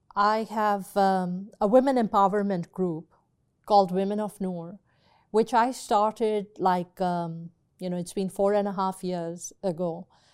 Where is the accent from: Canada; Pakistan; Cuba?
Pakistan; growing up in Pakistan, when I was a little baby, um, you know, maybe two, three years old